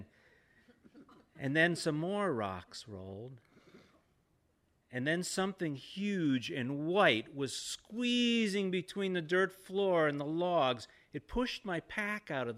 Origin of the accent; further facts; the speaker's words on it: the South, United States; I'm from the South